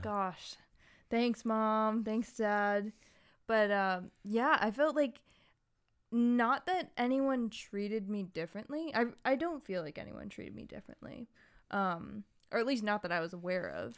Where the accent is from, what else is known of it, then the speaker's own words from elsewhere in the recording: Massachusetts, United States; moved away; also born or lived in Hawaii; growing up in the suburbs of Massachusetts as one of the few people of color and also one of the few Asians, um, in the town that I grew up in partially before moving to Hawaii